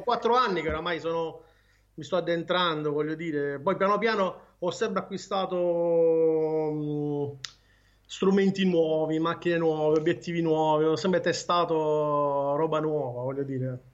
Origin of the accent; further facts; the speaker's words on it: Martina Franca, Apulia, Italy; Io sono di Martina Franca.